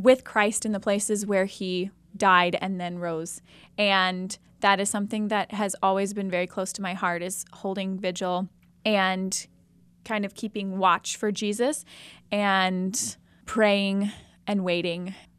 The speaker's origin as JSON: {"language": "English", "town": "Jefferson City", "region": "Missouri", "country": "United States", "tie": "born or raised there", "said": "I'm originally from Jefferson City, Missouri, so just about two hours west of here, and I'm twenty-eight"}